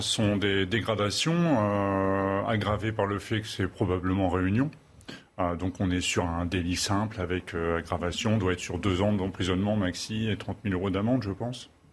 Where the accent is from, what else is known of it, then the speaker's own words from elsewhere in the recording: Channel coast, Hauts-de-France, France; je suis originaire des Hauts-de-France. Euh, du littoral de la Manche